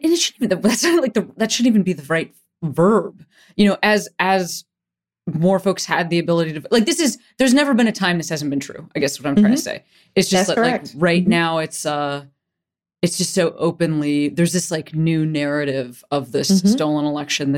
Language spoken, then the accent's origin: English; Chicago, Illinois, United States; moved away as an adult; also born or lived in Boston; now in California, United States; I grew up in Chicago